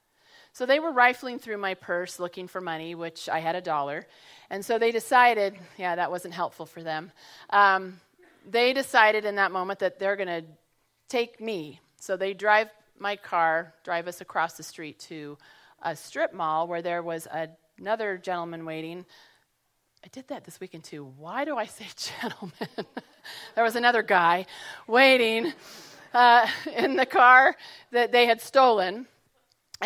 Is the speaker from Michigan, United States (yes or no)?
no; Colorado, United States; moved away as an adult; also born or lived in San Jose, California; I grew up in Colorado